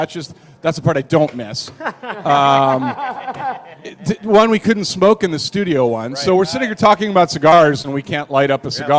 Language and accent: English; Wisconsin, United States; I'm from Wisconsin